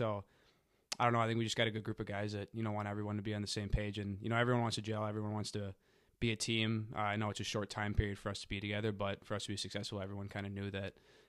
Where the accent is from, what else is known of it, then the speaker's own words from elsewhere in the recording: Woodbury, Minnesota, United States; I'm originally from Woodbury, Minnesota.